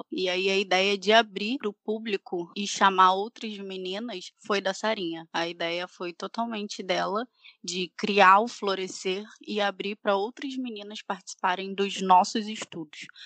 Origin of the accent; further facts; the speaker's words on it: Rio de Janeiro, Brazil; tenho 25 anos, sou do Rio de Janeiro e faço parte da Igreja Evangélica Jesus Filho de Deus.